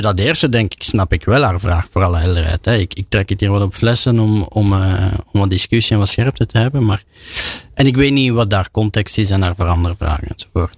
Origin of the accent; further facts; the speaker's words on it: Belgium; als Belg